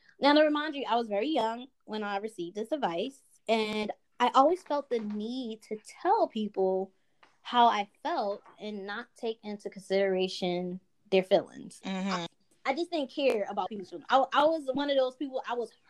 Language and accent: English; Philadelphia, Pennsylvania, United States; now in Los Angeles, United States; I'm from Philly, the Northeast, where we all have thick skin. So when I moved out here to LA, where everyone's so sensitive, I was like, wow.